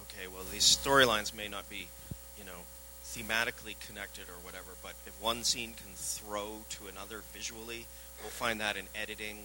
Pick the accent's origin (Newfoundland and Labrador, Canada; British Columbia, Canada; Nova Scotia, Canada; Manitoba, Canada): British Columbia, Canada; Vancouver; I'm from Vancouver